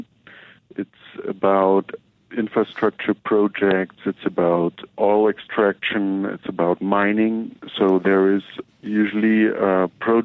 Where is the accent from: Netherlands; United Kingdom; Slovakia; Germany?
Germany; moved away as an adult; now in Chiapas, Mexico; I'm from Germany